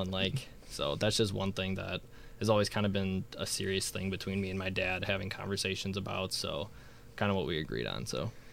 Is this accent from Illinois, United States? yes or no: yes; Illinois, United States; I'm from Illinois